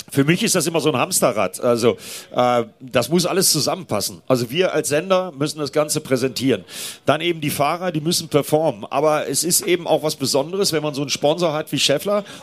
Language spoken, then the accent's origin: German; Northern Germany, Germany; Ja, gut, ich komme aus Norddeutschland